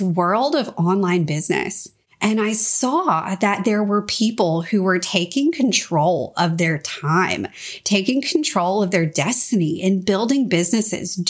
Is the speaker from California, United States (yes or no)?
no; Louisiana, United States; moved away as an adult; also born or lived in Washington, D.C.; I'm a Louisiana girl. So I grew up in Louisiana